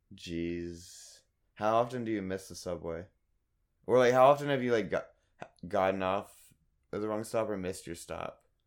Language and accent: English; Raleigh, North Carolina, United States; moved away; I'm from Raleigh